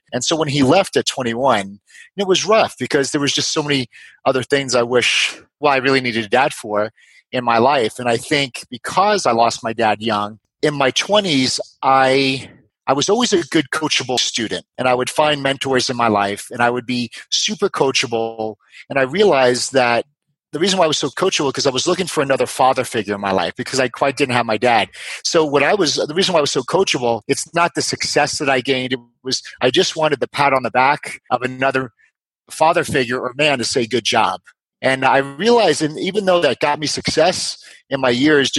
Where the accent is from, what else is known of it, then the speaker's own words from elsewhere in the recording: New York, United States; I grew up in New York